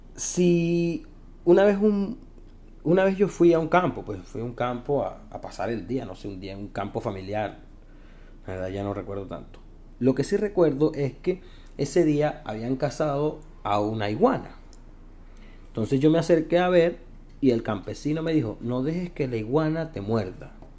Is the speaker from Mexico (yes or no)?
no; Venezuela; moved away as an adult; now in Santiago, Chile; soy un emigrante venezolano